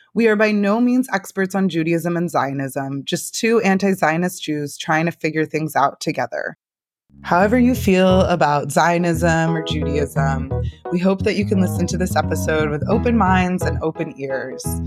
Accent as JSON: {"language": "English", "town": "San Francisco", "region": "California", "country": "United States", "tie": "born or raised there", "also_born_or_lived": "Portland", "said": "I grew up here in San Francisco"}